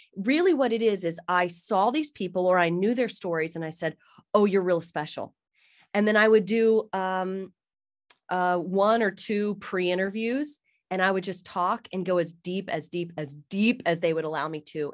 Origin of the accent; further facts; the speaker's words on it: South Carolina, United States; moved away; I'm from South Carolina